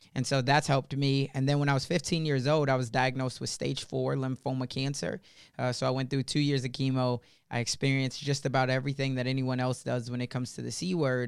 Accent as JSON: {"language": "English", "town": "Chicago", "region": "Illinois", "country": "United States", "tie": "born or raised there", "said": "when I was first growing up in Chicago, when I was eight years old"}